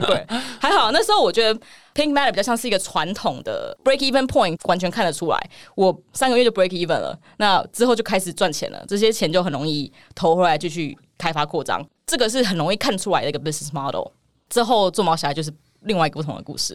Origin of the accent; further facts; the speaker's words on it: Taiwan; also born or lived in South Carolina, United States; 我就在那边出生，然后过几年之后回到台湾读国小跟国中